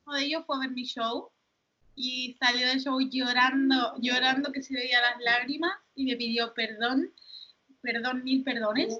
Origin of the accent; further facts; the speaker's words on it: Gran Canaria, Canary Islands, Spain; yo nací en Gran Canaria